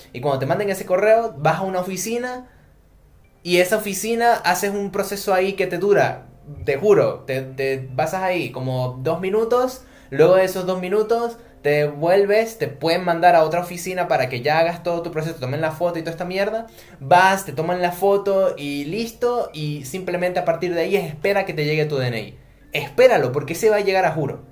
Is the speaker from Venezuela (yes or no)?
yes; Venezuela; moved away as an adult; now in Buenos Aires, Argentina; vengo de Venezuela